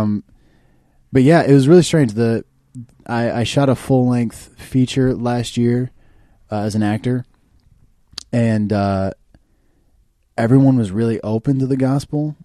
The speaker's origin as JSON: {"language": "English", "town": "Kansas City", "region": "Missouri", "country": "United States", "moved": "as an adult", "lives_now": "Los Angeles, United States", "said": "I'm from Kansas City, Missouri originally"}